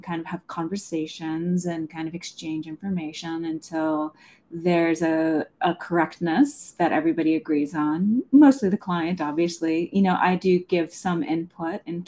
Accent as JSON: {"language": "English", "area": "Somerset County", "region": "Pennsylvania", "country": "United States", "tie": "born or raised there", "moved": "yes", "lives_now": "Chicago, United States", "said": "I grew up in Pennsylvania"}